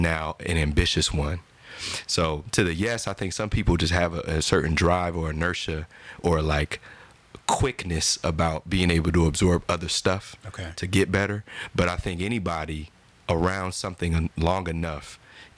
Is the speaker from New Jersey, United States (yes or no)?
yes; New Jersey, United States; I'm from Jersey